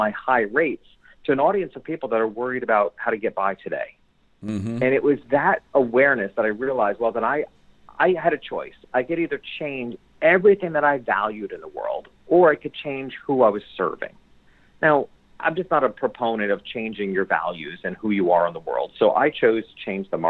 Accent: New York, United States; moved away; my hometown, which was a couple hours, small country town, a couple hours north of New York City

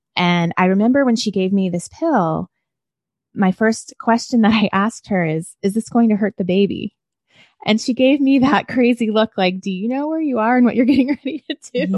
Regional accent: Washington, District of Columbia, United States; born or raised there; moved away; also born or lived in Nashville, Tennessee / rural Maryland

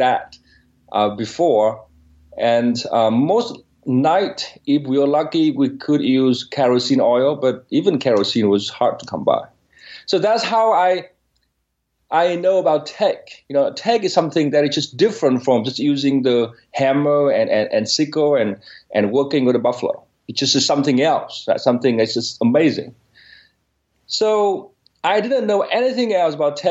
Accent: Northern Vietnam, Vietnam; English is a second language; moved away; I was born in Vietnam, and in specifically northern Vietnam. It's a very small village about 70 miles from Hanoi.

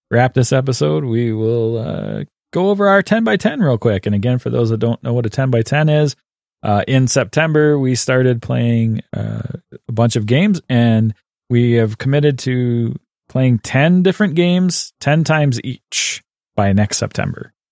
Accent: Canada; I'm the Canadian.

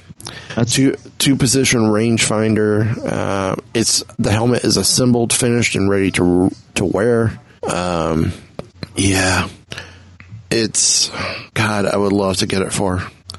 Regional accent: Vancouver, British Columbia, Canada; I love my hometown of Vancouver and our obscenely gifted crew.

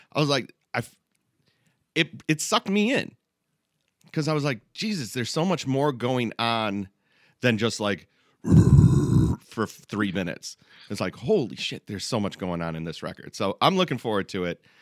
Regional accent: Midwest, United States; we're all from the Midwest

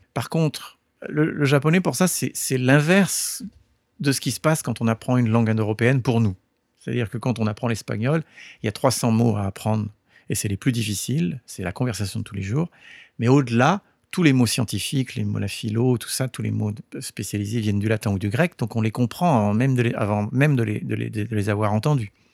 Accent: France; moved away as an adult; also born or lived in California, United States; now in Japan; je suis né en France et toute, toute ma culture, euh, toute mon éducation, euh, s'est faite au départ en, en, en France.

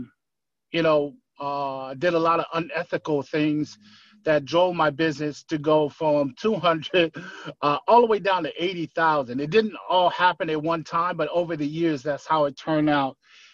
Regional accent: Inglewood, California, United States; also born or lived in Tonga; now in Kailua, United States; Growing up in Inglewood, California, I watched people, some of my friends didn't have a dad.

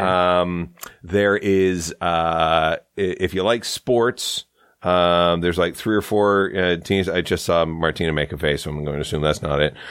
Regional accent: Saint Lawrence River, Ontario, Canada; also born or lived in Toronto; I grew up on the Saint Lawrence River

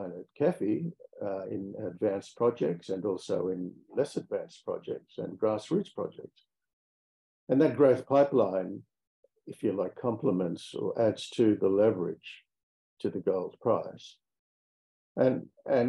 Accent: Australia; accent: Australian; moved away as an adult; also born or lived in Riyadh, Saudi Arabia; You might be able to tell from my accent that I come from Australia.

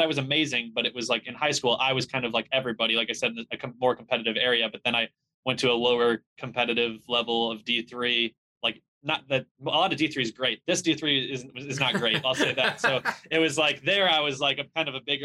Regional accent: Chicago, Illinois, United States; I'm from Chicago area, suburbs of Chicago. I grew up there

